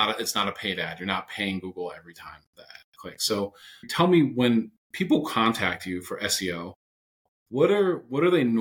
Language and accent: English; Northeast, United States; I'm from the Northeast here in the United States